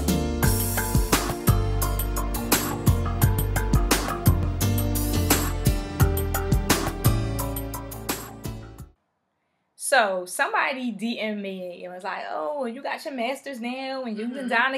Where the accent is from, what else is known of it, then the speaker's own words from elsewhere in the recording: Philadelphia, Pennsylvania, United States; I'm from North Philly